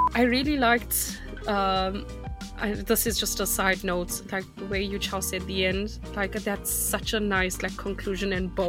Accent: South Africa; moved away; I'm from South Africa

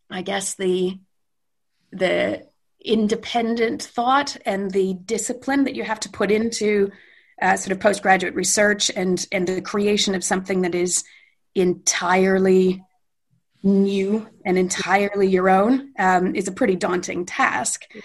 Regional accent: London, United Kingdom; I was born in London um, and lived there for

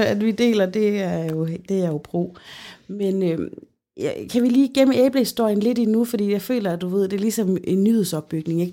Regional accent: Central Denmark Region, Denmark; ude i Holme, hvor jeg kommer fra

